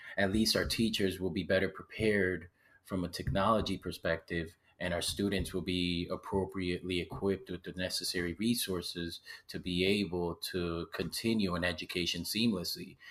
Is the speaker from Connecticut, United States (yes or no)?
yes; Waterbury, Connecticut, United States; also born or lived in Puerto Rico / California; I was born in Puerto Rico and moved to Waterbury when I was eight